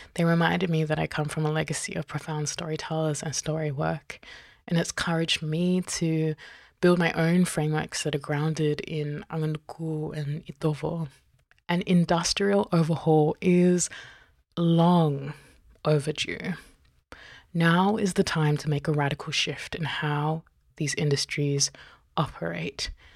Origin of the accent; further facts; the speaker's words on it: New Zealand; also born or lived in Tokelau (mother's origin) / Fiji (father's origin); now in Australia; I was born in Aotearoa, and I'm currently on Binjab Noongar Butcher